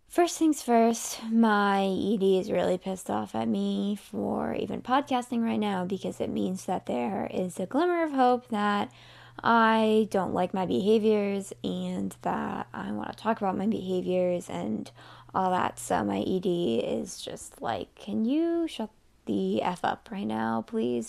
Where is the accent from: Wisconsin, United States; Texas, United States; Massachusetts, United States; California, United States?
Massachusetts, United States; also born or lived in Miami; I'm from Massachusetts, so in March, it's still cold